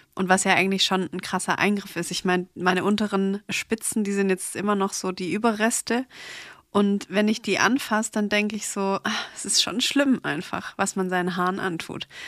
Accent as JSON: {"language": "German", "town": "Stuttgart", "region": "Baden-Württemberg", "country": "Germany", "said": "ich komme aus Stuttgart"}